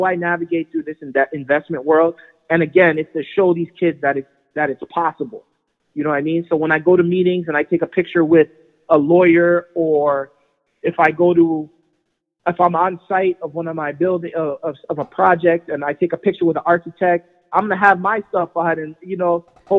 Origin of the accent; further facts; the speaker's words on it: Toronto, Ontario, Canada; I grew up in Jane and Trithery, right? So just south of Lawrence, for those that don't know, on Jane